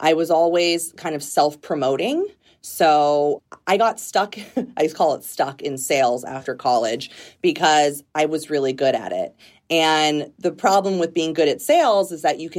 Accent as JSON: {"language": "English", "town": "Redlands", "region": "California", "country": "United States", "tie": "born or raised there", "also_born_or_lived": "Pittsburgh, Pennsylvania", "moved": "yes", "lives_now": "Washington, D.C., United States"}